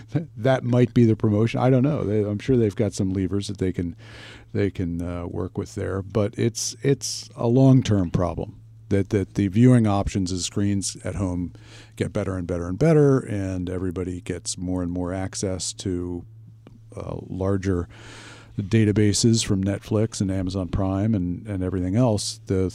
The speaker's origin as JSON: {"language": "English", "country": "United States", "said": "I am an American."}